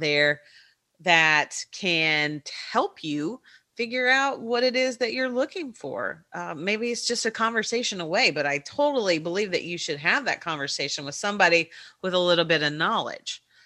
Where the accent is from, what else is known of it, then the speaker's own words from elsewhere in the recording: Kentucky, United States; accent: Kentucky; my Kentucky accent